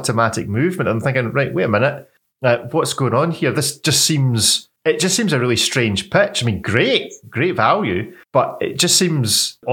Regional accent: Scotland, United Kingdom; I'm Scottish

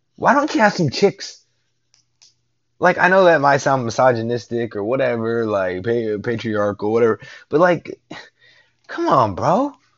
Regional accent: Northport, Alabama, United States; now in Houston, United States; I was born in Northport, Alabama. All right, that's like minutes away from the University of Alabama's campus my father worked the University of Alabama for like damn near 30 years

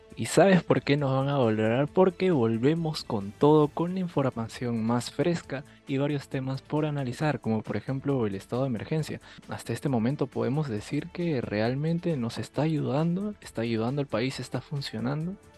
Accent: Peru; como peruano

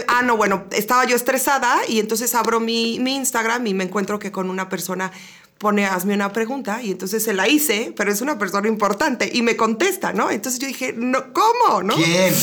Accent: Querétaro, Mexico; queretana sasa, sasa de corazón, de las pocas que ya hay

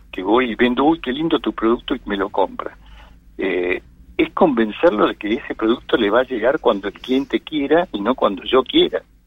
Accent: Argentina; me gusta vivir en mi país, tengo mis hijos, mis nietos, y, quiero seguir viviendo acá.

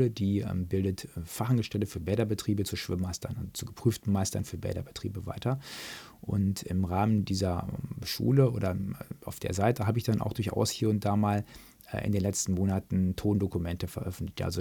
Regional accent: North Rhine-Westphalia, Germany; da gibt es dann bei uns, im, da wo ich groß geworden bin, im Märkischen Kreis, gab es halt zwei Vereine

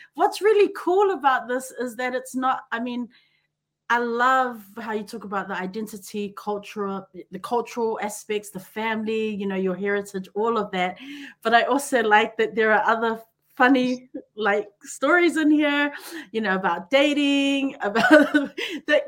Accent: Auckland, New Zealand; growing up in New Zealand and Auckland, you know, we had we, the church was our village

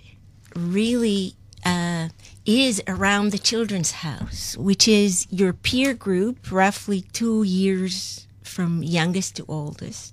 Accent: Kibbutz Lehavot HaBashan, Northern District, Israel; moved away as an adult; now in New York, United States; I was born and raised in Kibbutz Le'avot HaBashan

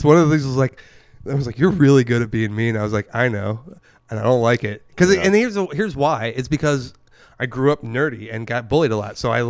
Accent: the South, United States; especially about, like, growing up in the South, I was Catholic, right? And so I'd grow up Catholic.

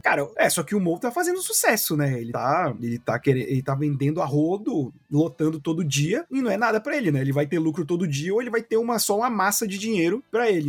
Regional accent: Belém, Pará, Brazil; A gente cresceu em Belém

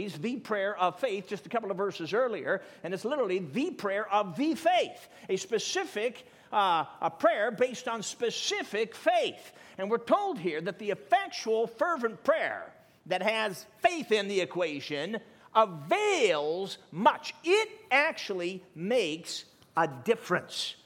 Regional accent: Chicago, Illinois, United States; also born or lived in Durango, Colorado; I was 4 years old, and we moved from Durango, Colorado, southwest Colorado, I was four, into the city limits of the south side of Chicago

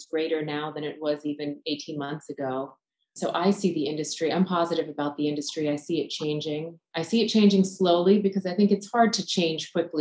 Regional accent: United States; I was born here in America, but my family is from India

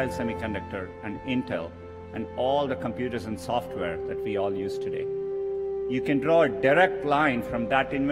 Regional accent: Chennai, Tamil Nadu, India; moved away as an adult; now in Silicon Valley, United States; my personal journey to Silicon Valley from India 22 years ago. Growing up in India

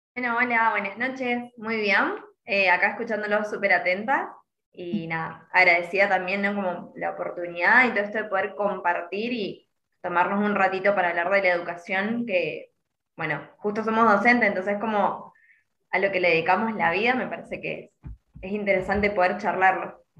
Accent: Mendoza, Argentina; yo soy de Mendoza

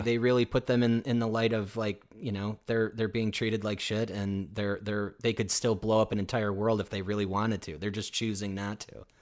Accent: United States; me as an American

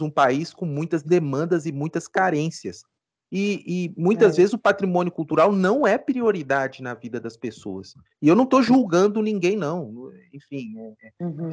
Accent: Ouro Preto, Minas Gerais, Brazil; eu sou ouro pretano, eu nasci em Ouro Preto, estudei direito aqui

